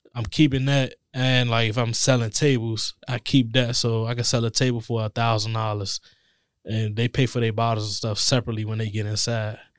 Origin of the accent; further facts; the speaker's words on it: Forestville, Maryland, United States; I grew up in Forestville